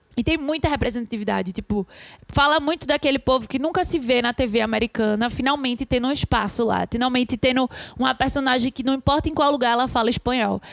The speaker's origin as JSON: {"language": "Portuguese", "country": "Brazil", "said": "a gente é brasileiro"}